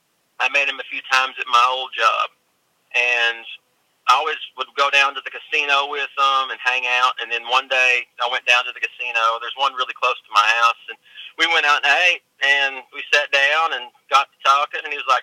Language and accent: English; Elkhorn City, Kentucky, United States; moved away as an adult; now in Pennsylvania, United States; originally I'm from a little town in eastern Kentucky called Elkhorn City